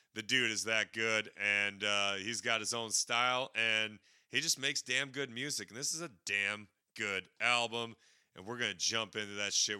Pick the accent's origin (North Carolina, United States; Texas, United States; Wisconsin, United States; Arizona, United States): Wisconsin, United States; I'm from Wisconsin